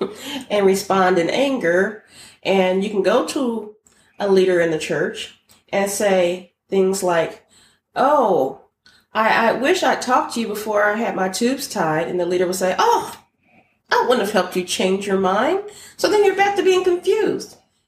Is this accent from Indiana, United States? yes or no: yes; Indianapolis, Indiana, United States; also born or lived in Holloman Air Force Base, New Mexico; I was born in Holloman Air Force Base, New Mexico. Yes, sir. And I was baptized there. And then my father came back to Indianapolis. And so I'm a cradle, what they call a cradle Catholic.